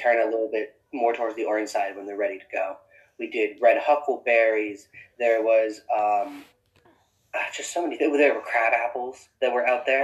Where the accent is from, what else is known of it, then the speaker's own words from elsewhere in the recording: Florida, United States; moved away; I grew up in Florida